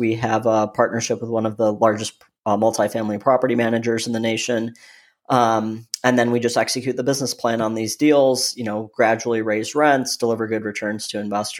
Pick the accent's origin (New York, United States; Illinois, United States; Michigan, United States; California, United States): Michigan, United States; now in Austin, United States; Originally, I'm from Michigan, born and raised there, you know, now living in beautiful Austin, Texas.